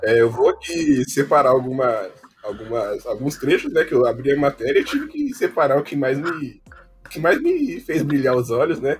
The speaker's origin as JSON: {"language": "Portuguese", "country": "Brazil", "said": "eu sou brasileiro"}